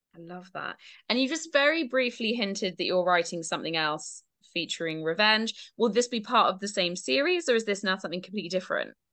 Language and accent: English; Dorset, South West England, United Kingdom; now in Devon, United Kingdom; I grew up in Dorset